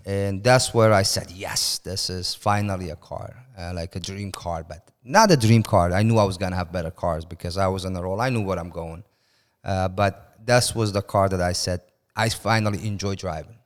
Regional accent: Iran; moved away as an adult; also born or lived in Turkey; now in United States; I moved from Iran when I was nineteen

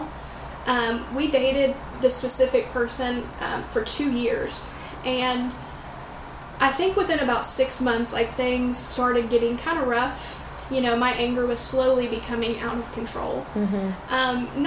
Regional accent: Florida, United States; growing up in the Bible Belt in Florida, it is Southern Baptist to the core

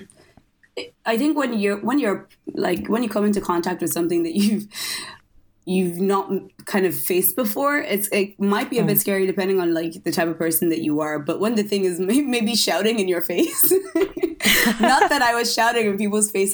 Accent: Ireland; also born or lived in Lagos, Nigeria; I moved to Ireland when I was 7

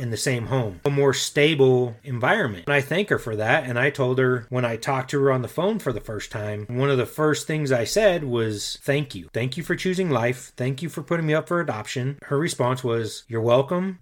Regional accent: Denver, Colorado, United States; also born or lived in Aurora, Colorado; I was raised in Denver, Colorado, and grew up on the same street basically my entire life

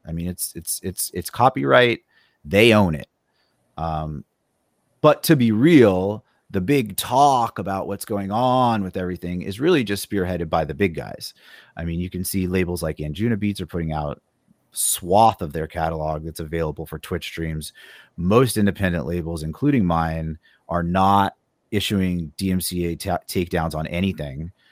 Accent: Phoenix, Arizona, United States; moved away; I grew up in Phoenix

